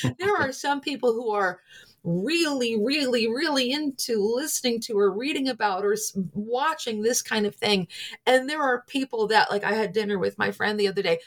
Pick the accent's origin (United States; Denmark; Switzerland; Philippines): United States; Scranton, Pennsylvania; I'm from Scranton, Pennsylvania. My family and friends are largely there